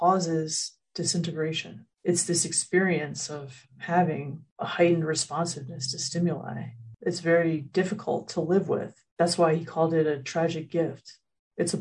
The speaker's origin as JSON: {"language": "English", "country": "United States", "said": "as an American, that in our society here in the United States"}